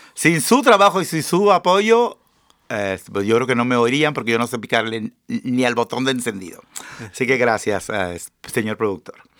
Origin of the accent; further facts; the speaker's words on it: Mexico; also born or lived in Seattle area, Washington, United States; now in United States; los que venimos de México